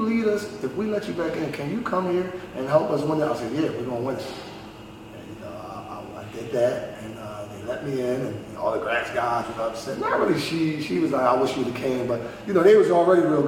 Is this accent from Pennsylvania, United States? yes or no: yes; Philadelphia, Pennsylvania, United States; I'm from North Philly, born and raised